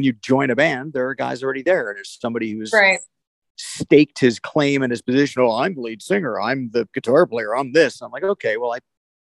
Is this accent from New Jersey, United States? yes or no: yes; New Jersey, United States; also born or lived in New York City, New York; I was born in New York City, and my part of our family moved to the suburbs for schooling, basically. You know, so I was a New Jersey kid through high school and at college